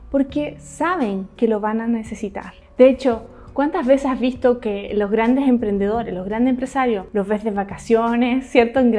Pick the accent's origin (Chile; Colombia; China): China; also born or lived in Hong Kong; todo lo que yo crecí en China y en Hong Kong, me absorbí todo el conocimiento